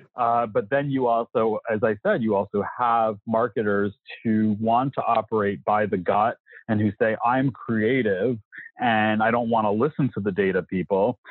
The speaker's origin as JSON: {"language": "English", "town": "New York City", "region": "New York", "country": "United States", "tie": "born or raised there", "said": "I grew up in New York City"}